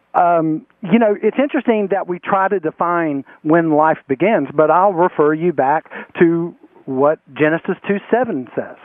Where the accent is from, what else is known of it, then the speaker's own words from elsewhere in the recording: Spencer, North Carolina, United States; And I've lived my entire life here in uh, this area. I'm originally from Rowan County, Spencer